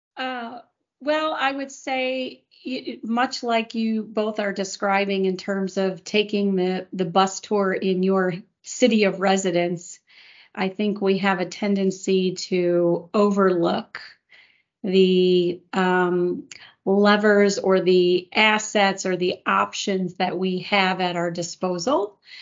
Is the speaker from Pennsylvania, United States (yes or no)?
no; Chicago, Illinois, United States; moved away as an adult; now in Houston, United States; I'm originally from the Chicago area